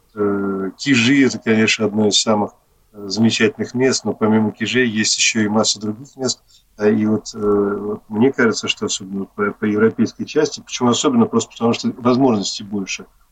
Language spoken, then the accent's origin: Russian; Moscow, Russia; я сам коренной москвич